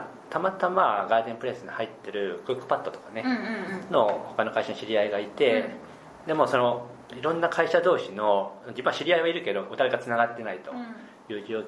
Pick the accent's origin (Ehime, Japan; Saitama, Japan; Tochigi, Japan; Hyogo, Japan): Ehime, Japan; Matsuyama; now in Tokyo, Japan; 地元が松山市で